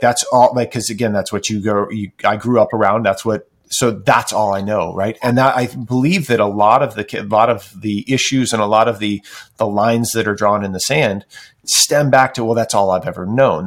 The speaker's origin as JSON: {"language": "English", "region": "Midwest", "country": "United States", "tie": "born or raised there", "moved": "as an adult", "lives_now": "Oregon, United States", "said": "I grew up in the Midwest"}